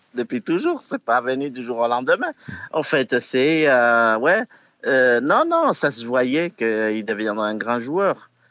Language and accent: French; Villejuif, Île-de-France, France; on est toujours originaire de Villejuif